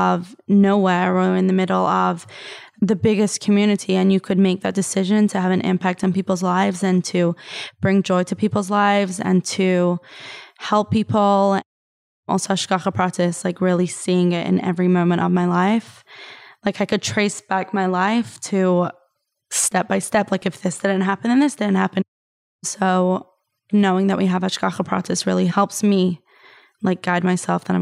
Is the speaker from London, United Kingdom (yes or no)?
no; Liverpool, North West England, United Kingdom; now in New Haven, United States; I grew up on Shlachas in Liverpool, England. And even though now, like, I'm living in New Haven